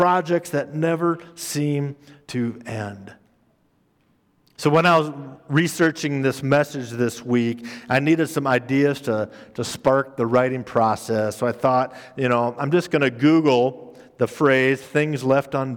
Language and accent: English; Minnesota, United States; moved away; also born or lived in Council Bluffs, Iowa; growing up in Minnesota. And growing up in Minnesota, our state had two seasons